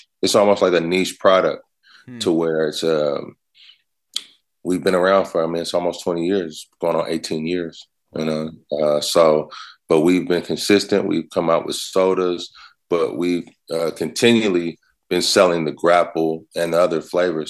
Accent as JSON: {"language": "English", "town": "Oakland", "region": "California", "country": "United States", "also_born_or_lived": "New York", "moved": "yes", "said": "I'm from Oakland."}